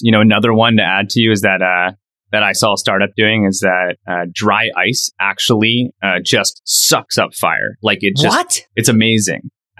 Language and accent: English; California, United States; as a Californian